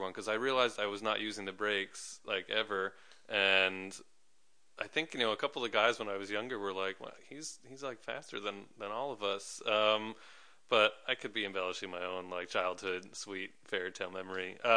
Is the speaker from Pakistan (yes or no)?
no; New York, United States; I'm from New York.